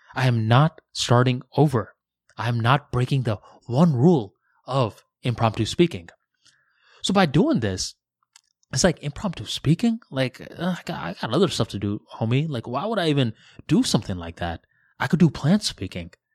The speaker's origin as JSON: {"language": "English", "town": "West Palm Beach", "region": "Florida", "country": "United States", "also_born_or_lived": "Tampa", "said": "I was going from West Palm Beach, uh, to Tampa for university"}